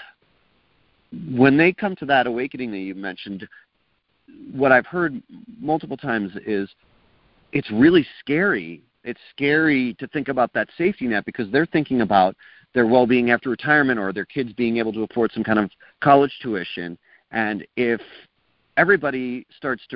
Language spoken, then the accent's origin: English; East Coast, United States; now in New Mexico, United States; I grew up in the East Coast